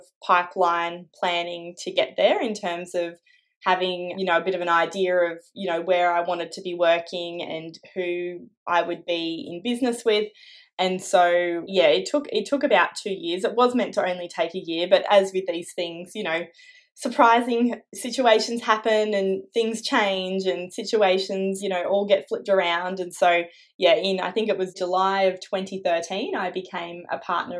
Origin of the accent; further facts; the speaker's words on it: Canberra, Australian Capital Territory, Australia; I grew up here in Canberra. So I was born here and was here for all of my schooling.